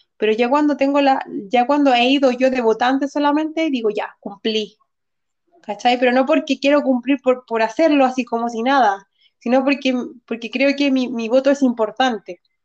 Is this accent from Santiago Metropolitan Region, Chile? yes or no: yes; Santiago, Santiago Metropolitan Region, Chile; yo nací en San Miguel, pero viví en Lo Espejo como los, en los primeros seis años